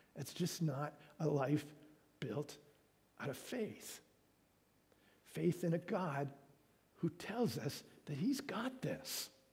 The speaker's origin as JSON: {"language": "English", "country": "Canada"}